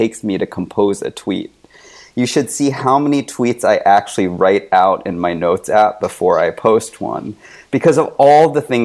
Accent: United States; I'm Chinese American.

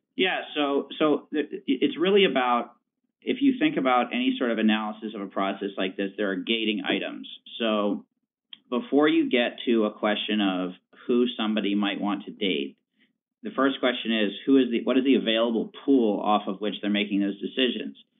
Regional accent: Richmond, Virginia, United States; I'm from Richmond, Virginia

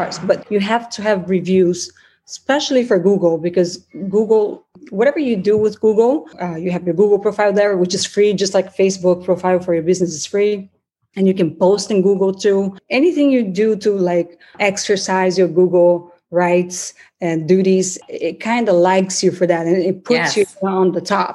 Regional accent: Brazil; first language Portuguese; English is a second language; moved away as an adult; also born or lived in United States; now in Miami Beach, United States; I'm originally from Brazil, from Italian family.

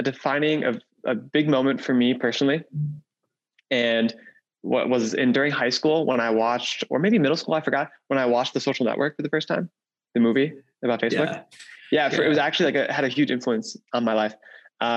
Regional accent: Wisconsin, United States; I grew up in Wisconsin, in a small town, a very small town in Wisconsin.

